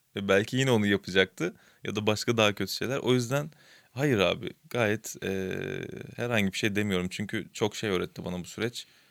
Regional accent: Istanbul, Turkey; ben de işte Kasımpaşa'da büyüdüm.

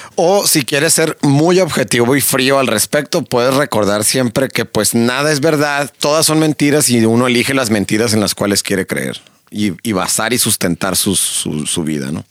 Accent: Mexico; como mexicano

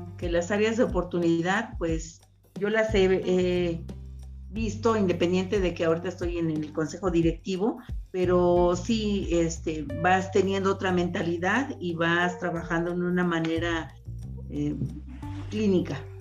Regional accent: Mexico; como mexicanos

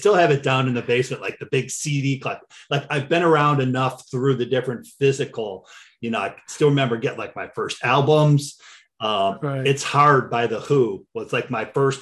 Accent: Cleveland, Ohio, United States; I'm born and raised in Cleveland, still live here

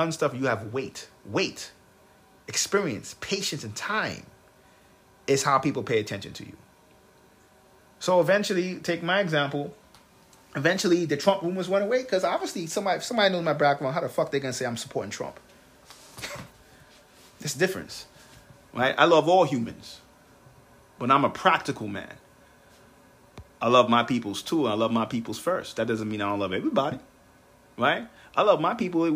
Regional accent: United States; I'm American

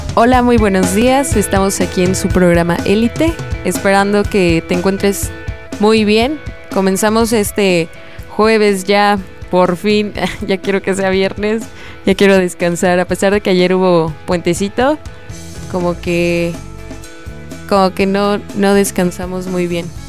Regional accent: Mexico; a pesar de que somos mexicanos

